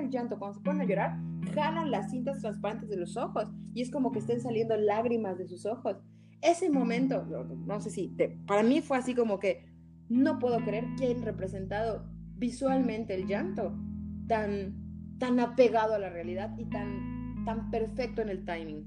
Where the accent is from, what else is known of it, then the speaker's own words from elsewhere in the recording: Yucatán, Mexico; soy yucateca